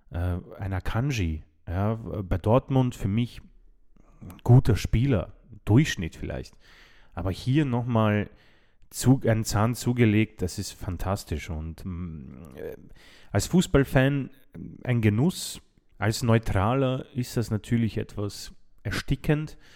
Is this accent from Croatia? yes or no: yes; Croatia; habe ich ein bisschen Angst als Kroate